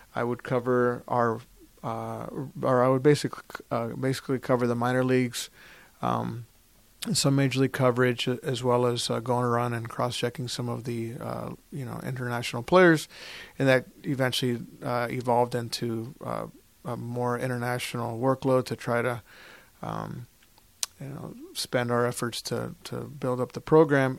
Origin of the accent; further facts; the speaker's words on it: Orlando, Florida, United States; also born or lived in Puerto Rico / Toronto; I was born in Puerto Rico. Um, we moved to Flor-, my family moved to F-, Florida. I grew up in Orlando